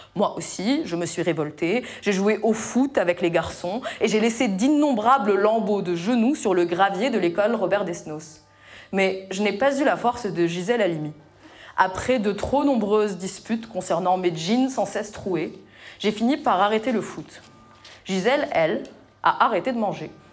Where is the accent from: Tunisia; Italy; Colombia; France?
Tunisia; moved away as an adult; j'ai quitté ma Tunisie natale après le lycée et construit ma vie ailleurs